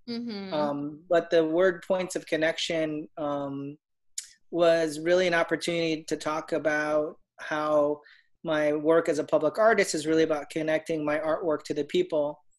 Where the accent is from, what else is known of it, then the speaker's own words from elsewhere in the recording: Orlando, Florida, United States; And um, I'm from Orlando. I live out here by Lake Nona I've uh, been here for about 15, 20 years